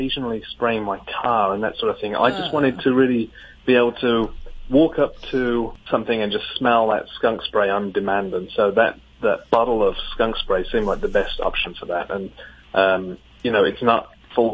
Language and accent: English; England, United Kingdom; moved away as an adult; now in Grand Rapids, United States; growing up in England, I didn't, we don't have skunks there